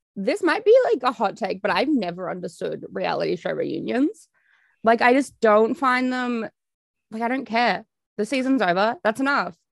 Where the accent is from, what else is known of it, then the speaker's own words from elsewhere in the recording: Australia; being Australian